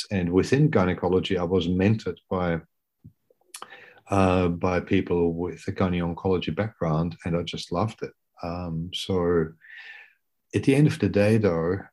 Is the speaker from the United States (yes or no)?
no; Austria; moved away as an adult; now in Brisbane, Australia; I grew up in Austria, I should say that, and went to med school in Vienna